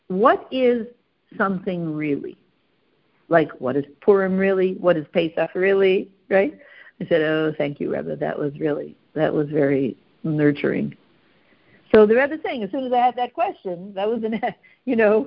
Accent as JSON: {"language": "English", "country": "Canada", "said": "we're very Canadian"}